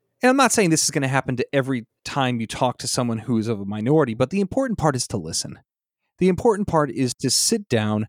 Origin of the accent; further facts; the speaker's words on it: Illinois, United States; moved away; I grew up in Illinois